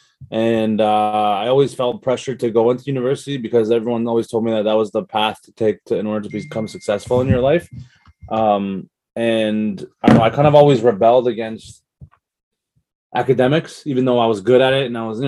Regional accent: Toronto, Ontario, Canada; I was born and raised in Canada, in Toronto, Toronto, Ontario

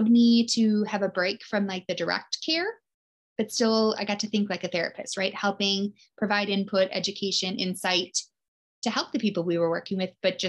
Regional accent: Midwest, United States; I am born and raised in the Midwest. We are freezing here

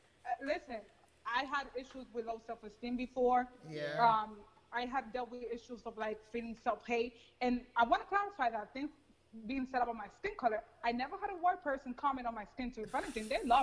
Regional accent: United States; I'm glad I'm an American. Like, thank God I was born here. Because if I would have been born in the Dominican Republic, and this is no shade to my parents' countries, obviously.

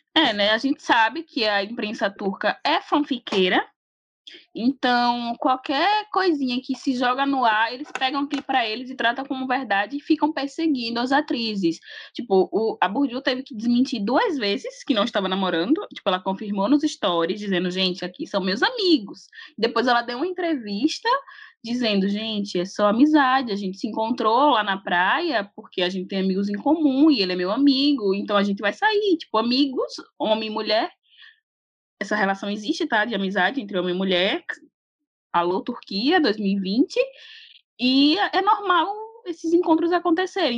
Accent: Brazil; Sou brasileira

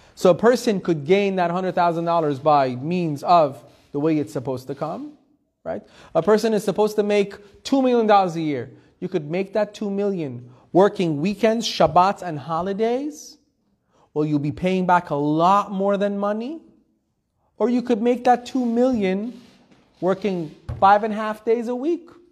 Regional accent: Iran; moved away; I was born in Iran. Persian traditional family

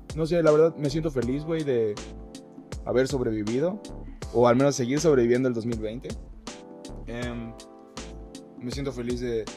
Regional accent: Mérida, Yucatán, Mexico; nacido donde nosotros somos, de Mérida, Yucatán

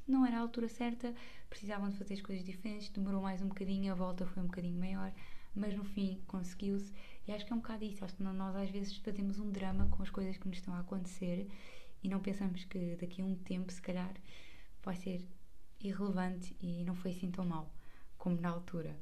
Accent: Margem Sul, Setúbal, Portugal; como eu não sou de Lisboa, sou da margem sul

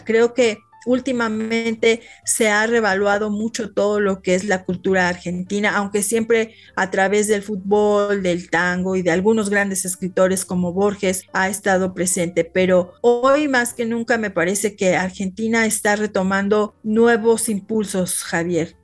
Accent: Mexico; nosotros los mexicanos

